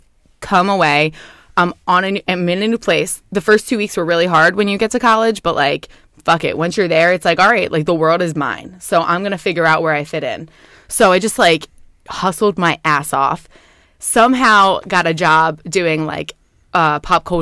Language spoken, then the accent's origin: English; Sicklerville, New Jersey, United States; I grew up in South Jersey. I went to a high school called Timber Creek, Sticklerville, New Jersey